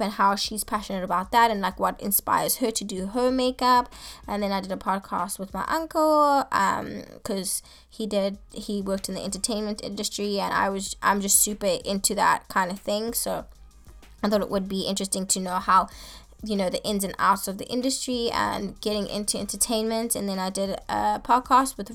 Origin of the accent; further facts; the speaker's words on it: Johannesburg, Gauteng, South Africa; now in Santa Barbara, United States; I'm originally from South Africa, Johannesburg, and I moved to America in 2012